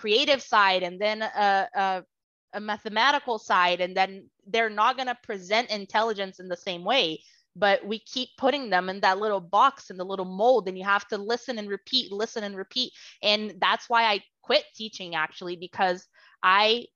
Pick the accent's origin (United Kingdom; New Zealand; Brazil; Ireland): Brazil; first language Portuguese; English is a second language; moved away as an adult; now in United States; I was born and raised in Brazil